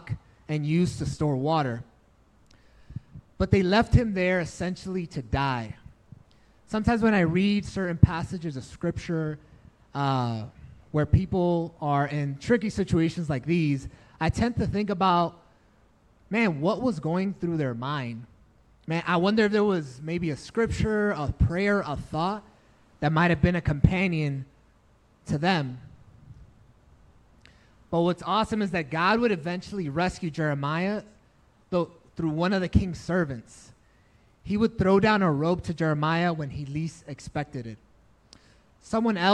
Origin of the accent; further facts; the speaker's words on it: New York City, New York, United States; also born or lived in Dominican Republic; I grew up in New York City.